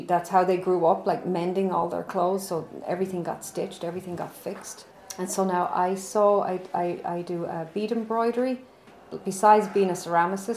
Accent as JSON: {"language": "English", "town": "Dublin", "region": "Leinster", "country": "Ireland", "moved": "yes", "lives_now": "Westchester, United States", "said": "I'm from Dublin, Ireland"}